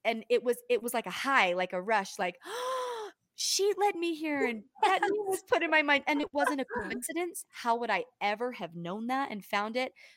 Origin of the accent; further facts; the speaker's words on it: Canada; I was born in Canada.